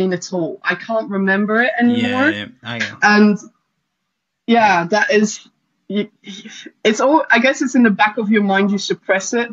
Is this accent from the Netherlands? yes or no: yes; Netherlands; I grew up in the Netherlands mainly